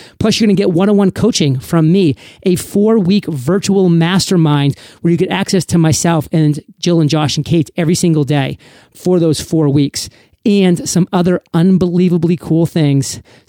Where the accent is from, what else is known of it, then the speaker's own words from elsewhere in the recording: Maine, United States; also born or lived in Rhode Island; I'm a Patriots fan, born and raised in New England, Maine to be specific. Went to college in Rhode Island, Providence College to be specific. So the first 22 years of my life, I lived in the land of New England.